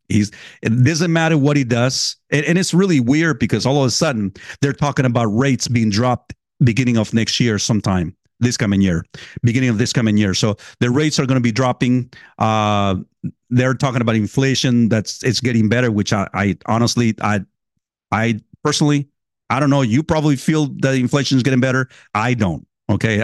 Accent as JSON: {"language": "English", "region": "California", "country": "United States", "tie": "born or raised there", "moved": "yes", "said": "I grew up in, in California."}